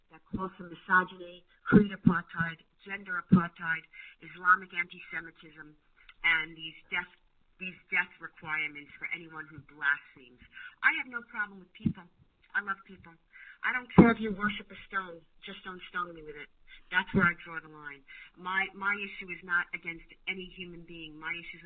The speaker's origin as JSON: {"language": "English", "country": "United States", "said": "as an American"}